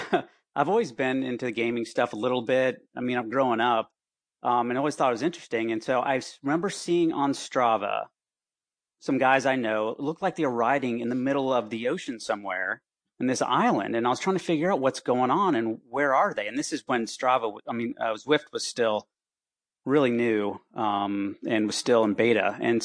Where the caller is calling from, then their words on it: Gainesville, Florida, United States; Hey, yeah, in my office at home in Gainesville, Florida.